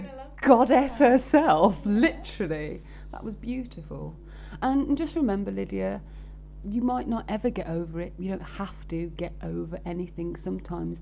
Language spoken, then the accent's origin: English; Birmingham, West Midlands, United Kingdom; I'm from Birmingham